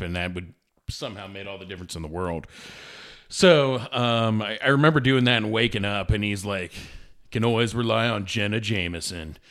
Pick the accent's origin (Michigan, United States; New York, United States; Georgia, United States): New York, United States; New York City; I was born in Brooklyn